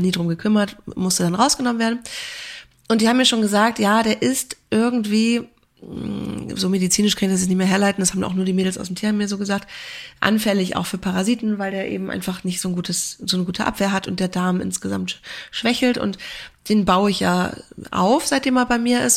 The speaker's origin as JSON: {"language": "German", "area": "near Kiel", "region": "Schleswig-Holstein", "country": "Germany", "moved": "yes", "said": "Ich komme ja auch ursprünglich aus der Nähe von Kiel"}